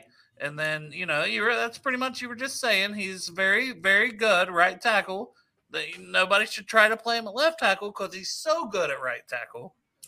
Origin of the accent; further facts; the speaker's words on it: Ohio, United States; I was born in Ohio.